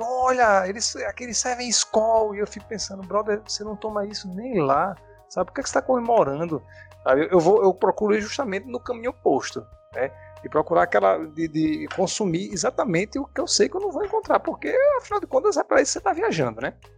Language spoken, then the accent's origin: Portuguese; Natal, Rio Grande do Norte, Brazil; eu sou nascido e criado é, aqui em Natal mesmo, né? É, família toda daqui